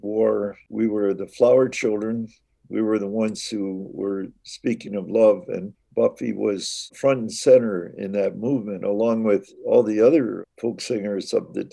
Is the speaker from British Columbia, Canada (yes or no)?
no; Saugeen First Nation, Ontario, Canada; I'm Ojibwe from the Saugeen First Nation